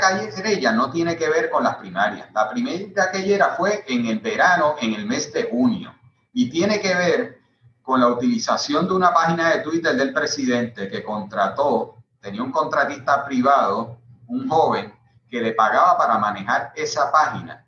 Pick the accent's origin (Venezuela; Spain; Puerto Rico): Puerto Rico; somos una nación puertorriqueña que, sobre todo por la situación política, por ser colonia, muchos de los puertorriqueños han tenido que irse de nuestra patria